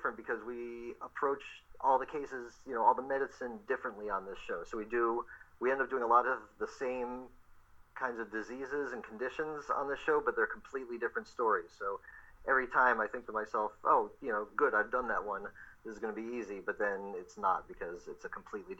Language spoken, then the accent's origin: English; Ohio, United States; moved away as an adult; now in Los Angeles, United States